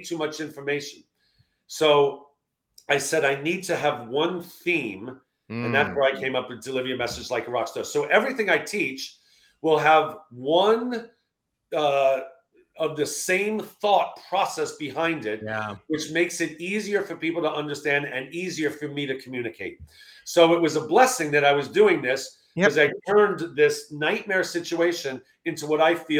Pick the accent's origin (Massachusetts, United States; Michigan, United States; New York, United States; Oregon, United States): New York, United States; I'm from New York.